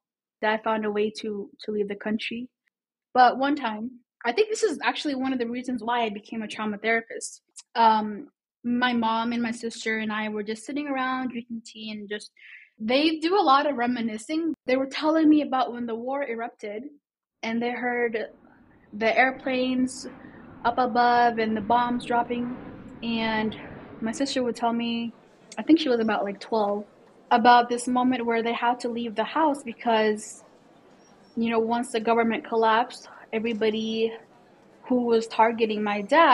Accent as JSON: {"language": "English", "town": "Seattle", "region": "Washington", "country": "United States", "tie": "born or raised there", "moved": "as an adult", "lives_now": "Minneapolis, United States", "said": "I grew up in Seattle"}